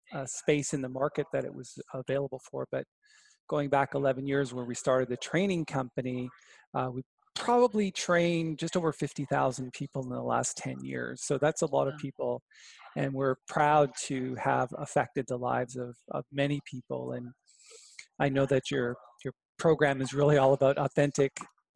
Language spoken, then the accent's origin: English; Brantford, Ontario, Canada; I grew up in Brantford, Ontario with Wayne Gretzky.